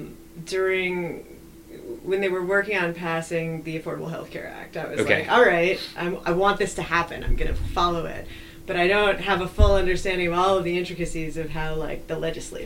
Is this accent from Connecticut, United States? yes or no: yes; Connecticut, United States; also born or lived in Massachusetts; I grew up in the Northeast, Connecticut, Massachusetts, a nice northeastern blue states.